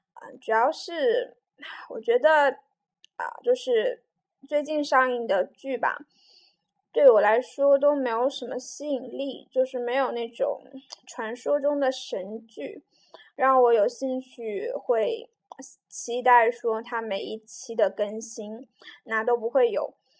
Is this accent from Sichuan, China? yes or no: no; Jiujiang, Jiangxi, China; also born or lived in Nanchang; 我家乡是九江嘛，那一个很小的城市